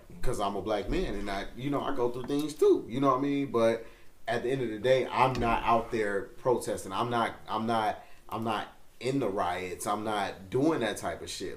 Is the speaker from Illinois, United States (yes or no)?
yes; North Chicago, Illinois, United States; I come from North Chicago